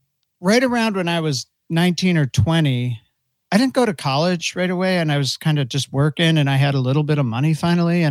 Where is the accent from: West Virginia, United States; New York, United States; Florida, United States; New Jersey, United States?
New York, United States; Buffalo; I grew up in Buffalo